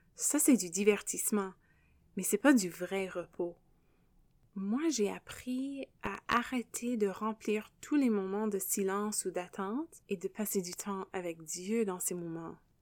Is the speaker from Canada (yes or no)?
yes; Canada; accent: anglophone; first language English; French is a second language; also born or lived in Quebec / France; je suis canadienne et l'anglais, c'est ma langue maternelle. Vous pouvez probablement entendre euh, l'accent anglophone